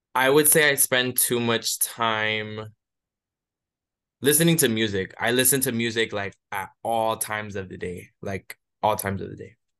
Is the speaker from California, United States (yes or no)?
no; Hialeah, Florida, United States; moved away as an adult; now in Chicago, United States; I grew up in Miami, Florida, specifically within the city of Hialeah